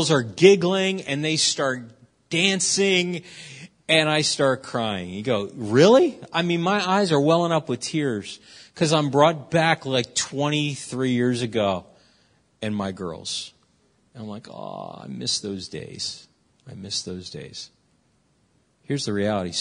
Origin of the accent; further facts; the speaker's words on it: Philadelphia, Pennsylvania, United States; I'm from West Philadelphia, born and raised